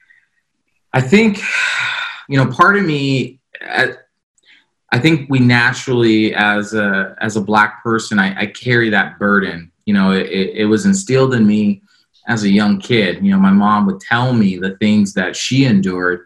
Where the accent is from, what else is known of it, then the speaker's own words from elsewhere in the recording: Florida, United States; the small community I grew up in Florida